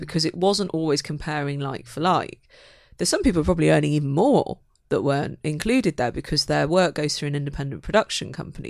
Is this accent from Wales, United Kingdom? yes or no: no; Manchester, North West England, United Kingdom; moved away as an adult; now in London, United Kingdom; I'm a Mancunian, so I was a, a northern girl trying to, trying to find my way in the south